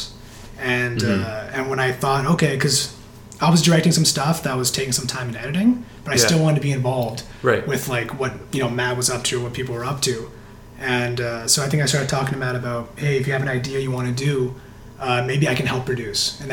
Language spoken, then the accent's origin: English; Vancouver, British Columbia, Canada; born and raised here in Vancouver.